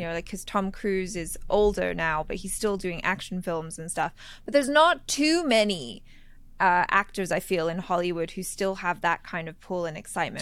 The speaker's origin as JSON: {"language": "English", "country": "Thailand", "tie": "born or raised there", "moved": "yes", "said": "growing up in Thailand, uh, in the school I went"}